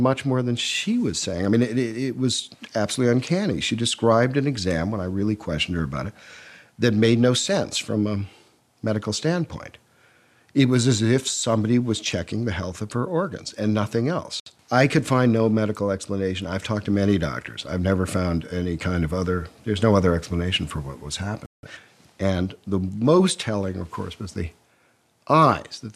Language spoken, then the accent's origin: English; Chicago, Illinois, United States; moved away as an adult; now in London, United Kingdom; I'm an American born in Chicago